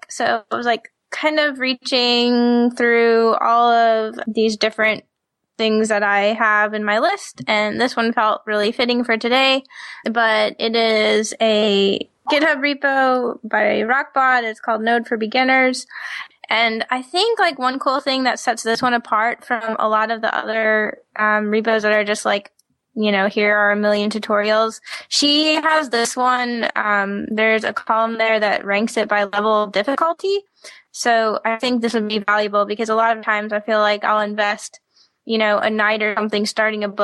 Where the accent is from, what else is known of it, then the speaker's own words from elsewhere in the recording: the South, United States; I'm from the South